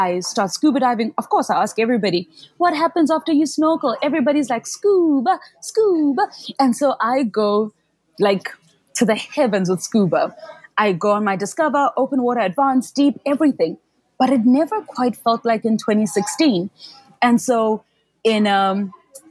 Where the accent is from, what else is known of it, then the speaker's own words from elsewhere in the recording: Soweto, Gauteng, South Africa; I grew up in Soweto, which is like a township or a location 6 hours from the nearest sea